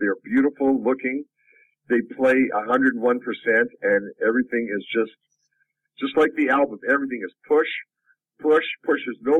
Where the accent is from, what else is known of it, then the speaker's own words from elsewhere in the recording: Canada; my 30 years of, you know, being a Canadian rocker